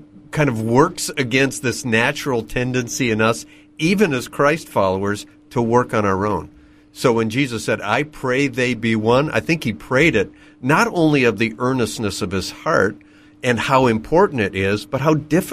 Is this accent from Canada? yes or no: yes; Canada; now in New York City, United States; I'm a Canadian by birth who happens to live in New York City